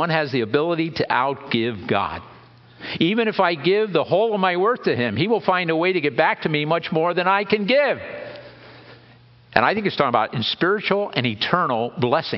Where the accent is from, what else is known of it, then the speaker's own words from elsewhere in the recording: Lebanon County, Pennsylvania, United States; I grew up in Lebanon County